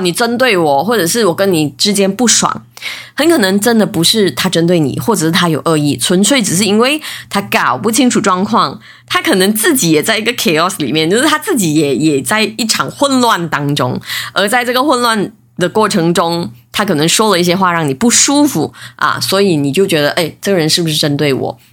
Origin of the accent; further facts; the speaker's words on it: Malaysia; 我是来自马来西亚的